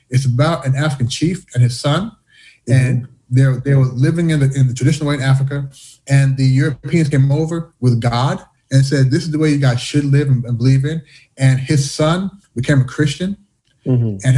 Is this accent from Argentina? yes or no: no; Canada; also born or lived in United States; now in China; Growing up in Canada, growing up in the U.S., being here in China